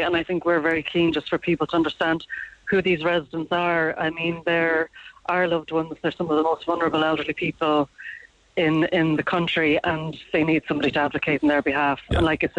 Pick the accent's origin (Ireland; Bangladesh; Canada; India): Ireland; Dublin, Leinster; now in Cork, Ireland; I'm originally from Dublin, as is my mum. But I live in Cork